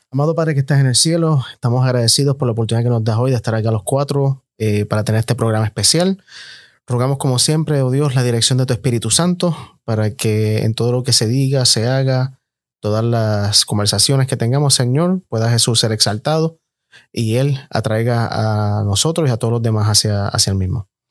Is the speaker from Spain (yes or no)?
no; Bayamón, Puerto Rico; el acento me delata, obviamente. Soy eh, puertorriqueño, nacido en Bayamón